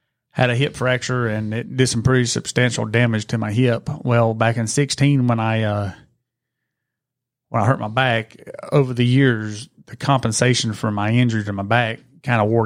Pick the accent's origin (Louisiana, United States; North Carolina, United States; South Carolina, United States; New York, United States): North Carolina, United States; Gastonia; I'm a little partial to Gastonia, man. That's where all my friends and my family and all that stuff's from